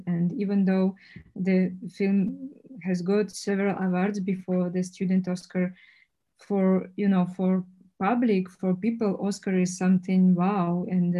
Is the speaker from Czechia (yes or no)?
yes; Czechia; English is a second language; And, you know, what, where are you from? Czech Republic, where is it?